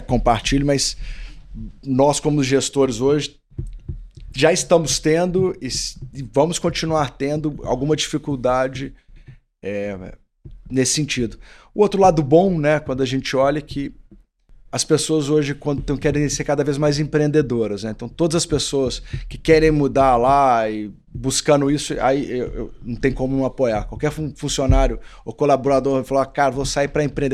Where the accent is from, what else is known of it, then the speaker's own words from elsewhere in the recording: Belo Horizonte, Minas Gerais, Brazil; eu sou de Belo Horizonte